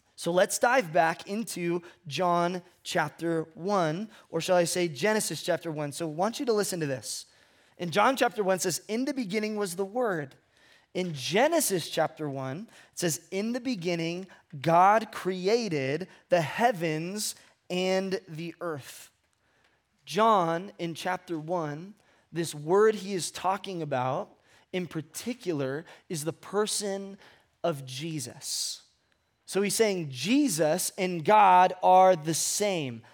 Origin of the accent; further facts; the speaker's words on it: Ventura, California, United States; moved away as an adult; also born or lived in Fresno / Hume Lake; I grew up in Southern California, a place called Ventura